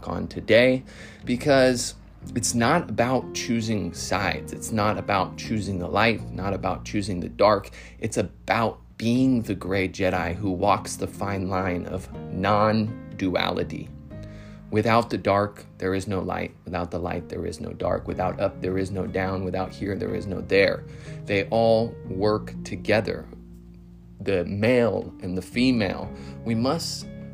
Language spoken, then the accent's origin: English; Modesto, California, United States; I grew up in Northern California, Modesto, California